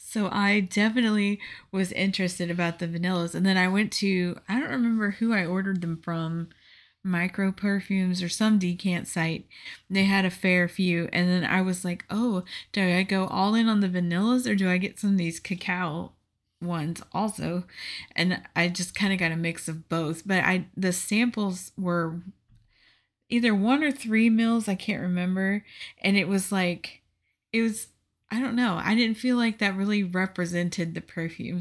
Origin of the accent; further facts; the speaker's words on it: Houston, Texas, United States; moved away; I'm from Texas